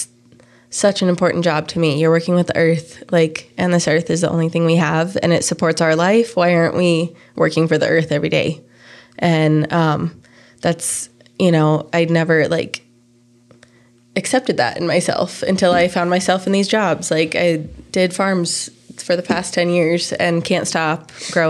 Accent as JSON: {"language": "English", "town": "Fort Collins", "region": "Colorado", "country": "United States", "tie": "born or raised there", "said": "I grew up in Fort Collins"}